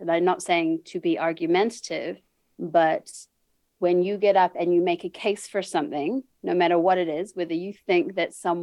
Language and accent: English; New Zealand; moved away as an adult; now in United States; I was born and raised in New Zealand. I now live in the USA, but I've been here for 6 years.